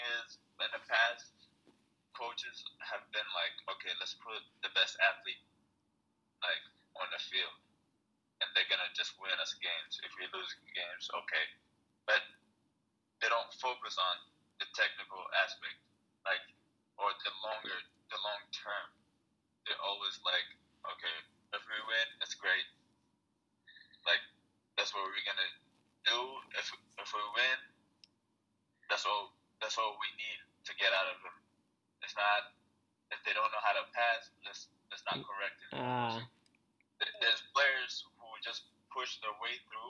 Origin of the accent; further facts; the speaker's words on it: Ethiopia; now in United States; I am Ethiopian, and I speak my language, and I do a lot of things that are like Ethiopian, you know. And I'm also American